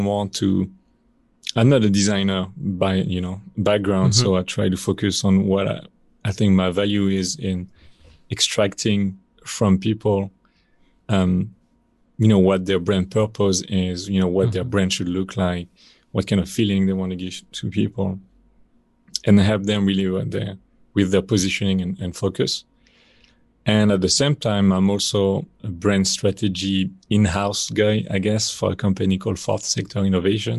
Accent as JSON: {"language": "English", "country": "France", "also_born_or_lived": "China", "accent": "French", "second_language": "English", "moved": "as an adult", "said": "as you can probably hear from my accent, I am from France. But I left France pretty early in my 20s"}